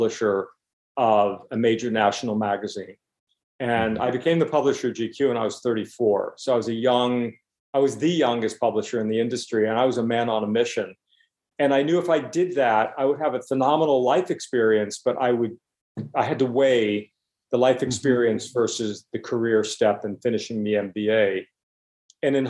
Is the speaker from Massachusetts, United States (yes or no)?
no; Pennsylvania, United States; now in New York, United States; I was from Pennsylvania